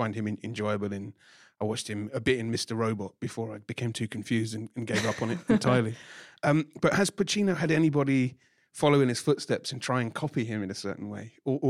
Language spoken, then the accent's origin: English; London, United Kingdom; Because I'm from North London, you see.